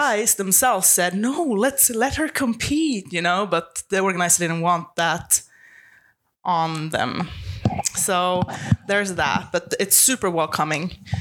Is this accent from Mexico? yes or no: no; Sweden; English is a second language; moved away as an adult; also born or lived in Los Angeles, United States; now in Florida, United States; I'm originally from Sweden, but I've lived in Florida for the past seven years